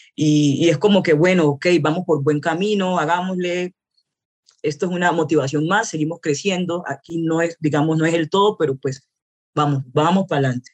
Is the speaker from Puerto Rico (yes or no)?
no; Buenaventura, Valle del Cauca, Colombia; also born or lived in Cali; now in Bogotá, Colombia; soy eh, de Buenaventura, del puerto de Buenaventura